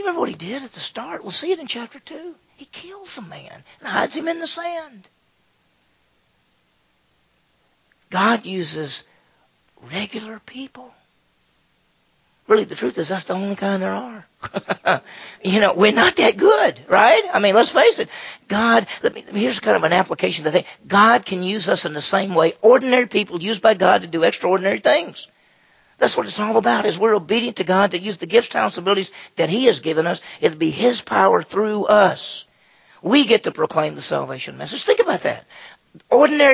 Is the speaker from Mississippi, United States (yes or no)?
yes; Meridian, Mississippi, United States; my hometown was Meridian, Mississippi, which had about 40,000 people